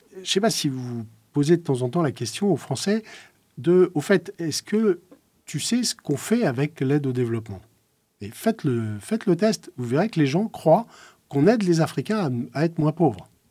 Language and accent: French; Lorraine, Grand Est, France; j'ai grandi en Lorraine, dans une Lorraine sinistrée euh, par la crise de la chirurgie